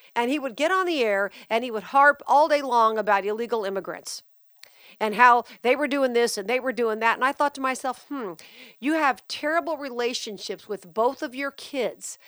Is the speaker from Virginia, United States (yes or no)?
no; Las Vegas, Nevada, United States; my life growing up in Vegas